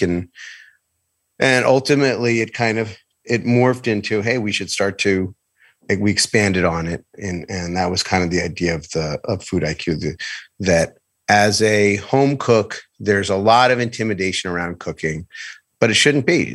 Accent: New York City, New York, United States; moved away as an adult; now in Los Angeles, United States; I grew up in New York City.

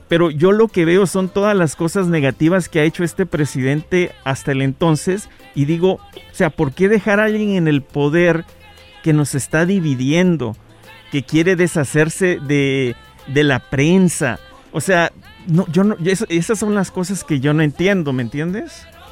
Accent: Guatemala; Yo soy de Guatemala

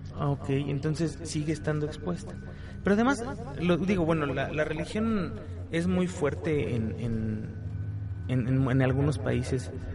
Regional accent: Mexico; como mexicano

